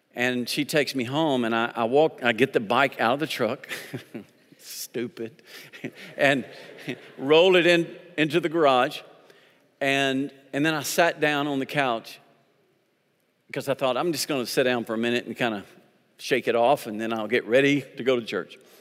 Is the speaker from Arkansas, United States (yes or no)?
yes; Arkansas, United States; I'm from Arkansas.